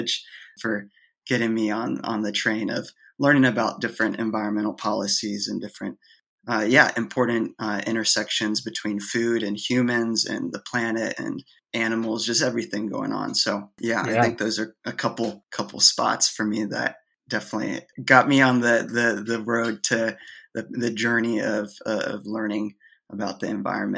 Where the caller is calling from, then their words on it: Oiso, Kanagawa, Japan; I'm talking here from Japan right now, from Oiso, Japan. And I'm at my grandparents' place.